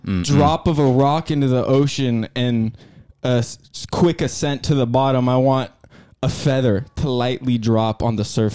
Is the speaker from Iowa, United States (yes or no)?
no; California, United States; I mean, I claim Canada, but I'm from California, so.